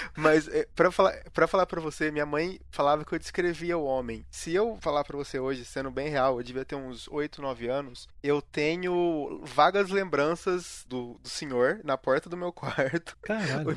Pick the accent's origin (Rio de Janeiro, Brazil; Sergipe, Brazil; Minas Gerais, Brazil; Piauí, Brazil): Minas Gerais, Brazil; interior of; now in Curitiba, Brazil; eu moro em Curitiba hoje em dia, uhum. eu sou do interior de Minas.